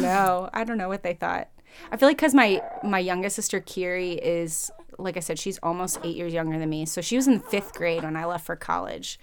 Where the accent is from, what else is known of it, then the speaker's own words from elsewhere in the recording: Fort Wayne, Indiana, United States; moved away as an adult; also born or lived in Chicago, Illinois; I grew up in Fort Wayne, Indiana, actually. I was born in Chicago, and then, um, I think when I was five or six, my family moved to Fort Wayne, Indiana